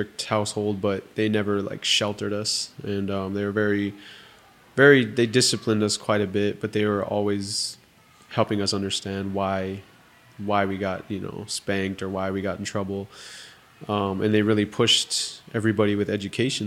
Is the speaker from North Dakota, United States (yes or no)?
yes; St. Michael, North Dakota, United States; grew up on the Spirit Lake Reservation